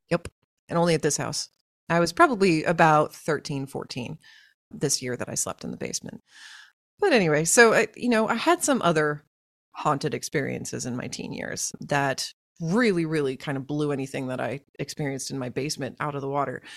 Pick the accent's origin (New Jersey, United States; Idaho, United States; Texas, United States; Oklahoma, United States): Oklahoma, United States; Tulsa; I grew up in Oklahoma, in Tulsa, Oklahoma